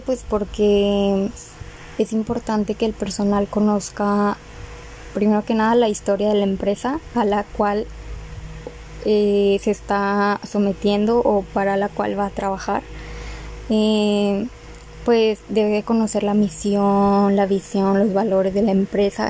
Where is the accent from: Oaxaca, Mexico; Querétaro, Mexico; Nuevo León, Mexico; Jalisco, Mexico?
Nuevo León, Mexico; Monterrey; also born or lived in Galeana, Nuevo León; vivo en Monterrey, nací en Galeana, Galeana, Nuevo León. ahí duré seis años. Hasta los seis años viví ahí y pues nos vinimos a vivir aquí a Monterrey